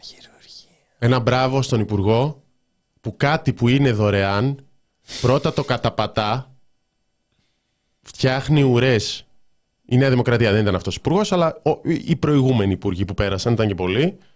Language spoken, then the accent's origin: Greek; Thessaloniki, Central Macedonia, Greece; την πόλη μου, τη Θεσσαλονίκη μου